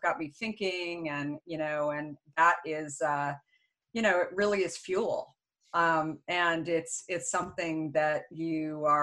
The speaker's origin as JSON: {"language": "English", "town": "Phoenix", "region": "Arizona", "country": "United States", "tie": "born or raised there", "also_born_or_lived": "Minneapolis, Minnesota / Tempe, Arizona", "said": "I grew up actually in Phoenix, Scottsdale."}